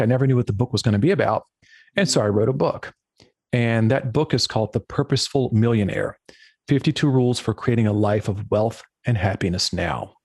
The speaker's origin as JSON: {"language": "English", "town": "Lynchburg", "region": "Virginia", "country": "United States", "tie": "born or raised there", "moved": "yes", "said": "I grew up in Lynchburg, Virginia, which is in the central southwestern portion of the state"}